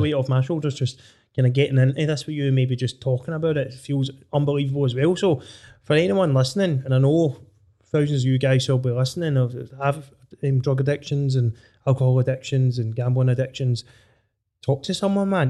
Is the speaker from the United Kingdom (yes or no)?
yes; Dunedin, Scotland, United Kingdom; I'm from Dunedin, just across from you